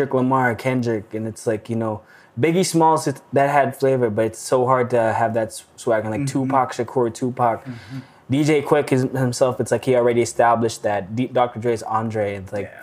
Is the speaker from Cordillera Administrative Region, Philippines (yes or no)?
yes; Baguio, Cordillera Administrative Region, Philippines; moved away as an adult; now in Calgary, Canada; And I was born and raised in the Philippines, in Baguio City, northern part of the Philippines. Moved here when I was turning 22 at the time.